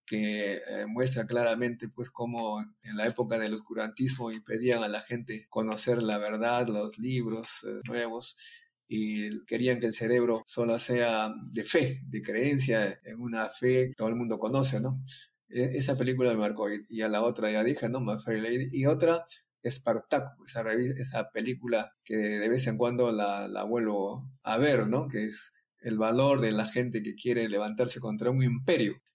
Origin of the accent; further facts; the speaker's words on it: Chimbote, Ancash, Peru; Y la otra, como siempre, he viajado de mi pueblo Chimbote es Trujillo